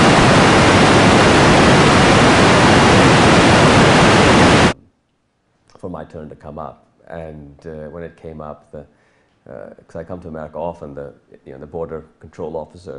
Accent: Pakistan; also born or lived in California; when we moved back from California to Pakistan when I was 9 years old

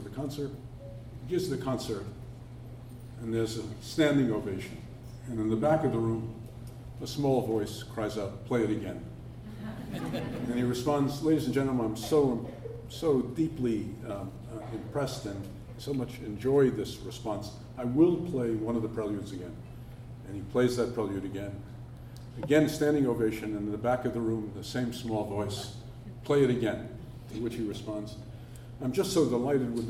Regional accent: New York, United States; moved away as an adult; now in Cambridge, United States; I'm a New Yorker, and I've been at Harvard for 37 years, but I've always regarded Cambridge as the most distant suburb of New York.

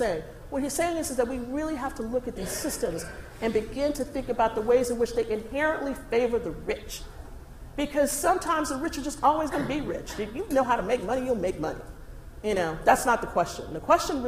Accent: Texas, United States; moved away; I grew up in Texas

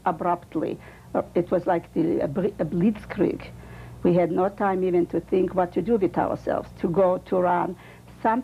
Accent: Kurenets, Minsk Region, Belarus; English is a second language; moved away; born in a small town in Poland, which Kurinitz

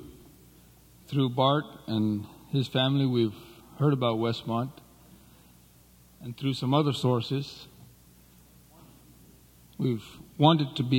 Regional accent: Nepal; I was born in Nepal.

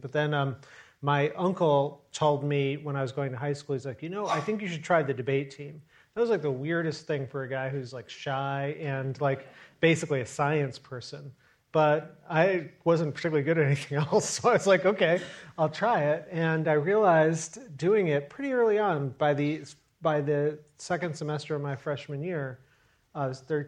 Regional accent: Chicago, Illinois, United States; I'm not a New Yorker. I'm a Chicago guy. And I was born in Chicago

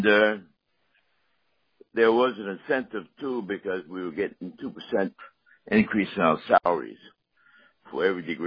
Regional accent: Atlantic City, New Jersey, United States; I was born and raised in Atlantic City

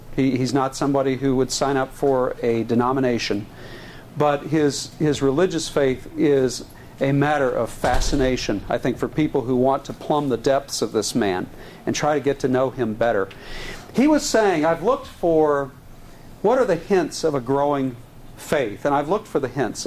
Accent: Texas, United States; I am a Texan and a Southerner in sensibilities, I was raised with a, a lot of um, anti Lincoln rhetoric growing up

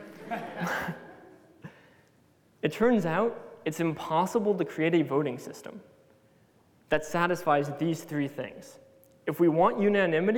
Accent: United States; being American

